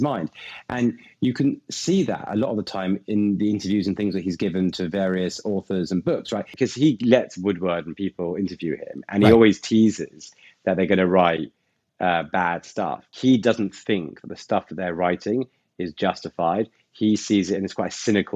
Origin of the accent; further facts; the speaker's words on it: England, United Kingdom; me being English and foreign